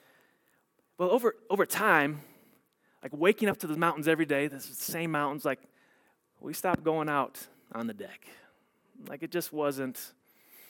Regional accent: Illinois, United States; also born or lived in Wisconsin / Texas; now in Colorado, United States; I grew up in Illinois and in Wisconsin

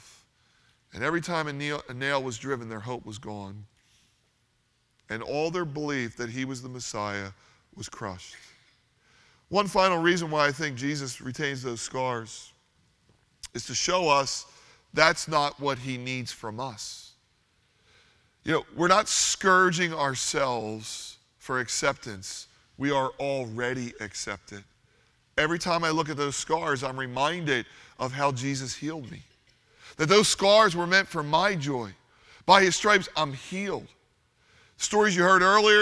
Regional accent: Philadelphia, Pennsylvania, United States; we're from Philadelphia

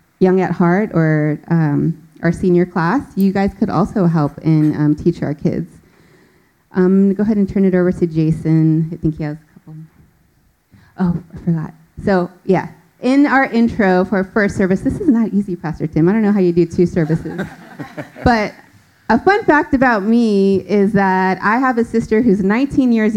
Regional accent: California, United States; moved away as an adult; now in Richmond, United States; We are both born and raised in California

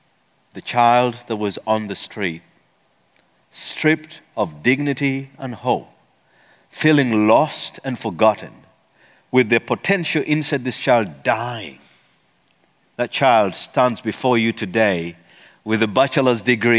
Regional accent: Eastern Region, Uganda; See, I come from the Bagisu tribe, and the Bagisu tribe, this is how we do it.

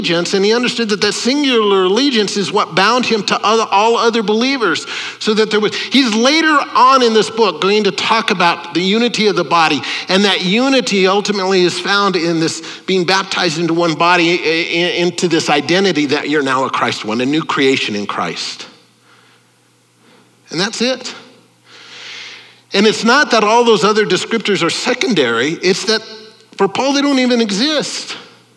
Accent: United States; I'm an American. I'm an Italian-American

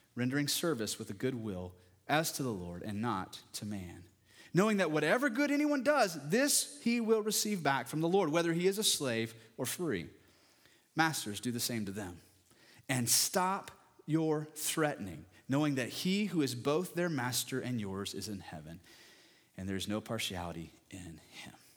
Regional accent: West Texas, United States; I'm from West Texas

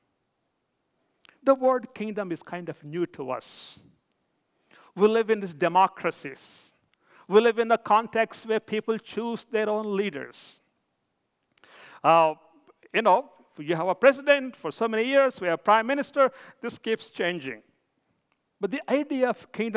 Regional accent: India; moved away as an adult; I'm from India.

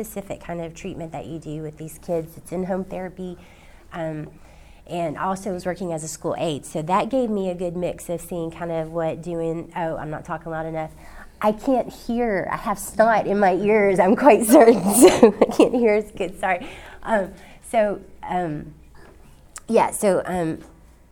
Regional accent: Nashville, Tennessee, United States; I grew up here in Nashville

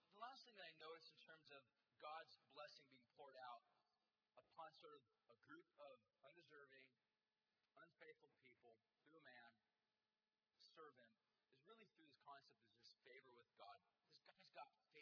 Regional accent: United States; as American people

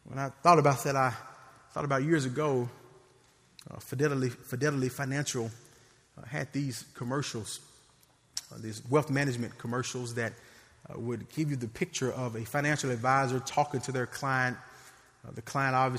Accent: Memphis, Tennessee, United States; I grew up in Memphis

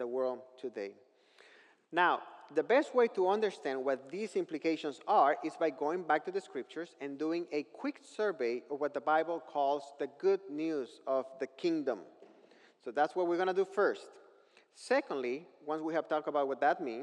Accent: northern Mexico, Mexico; I grew up in northern Mexico

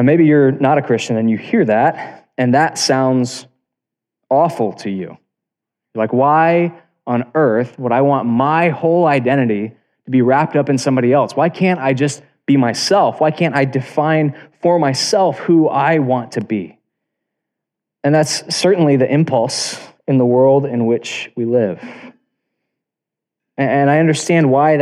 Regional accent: South Florida, United States; I was born in South Florida, and I live in the capital of the universe, which is Tampa, Florida

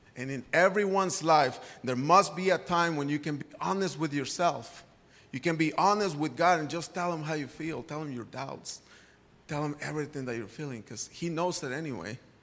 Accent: Guadalajara, Jalisco, Mexico; moved away; I grew up in Guadalajara, Mexico

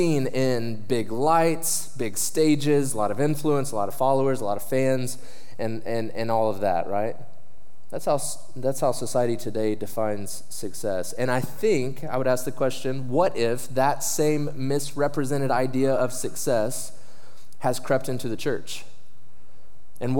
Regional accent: Oklahoma, United States; I'm from Oklahoma

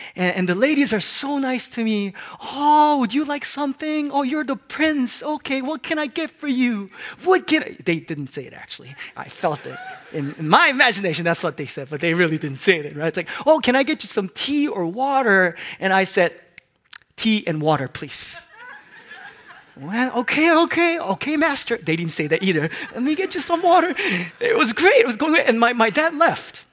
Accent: Hong Kong; moved away; I grew up in Hong Kong

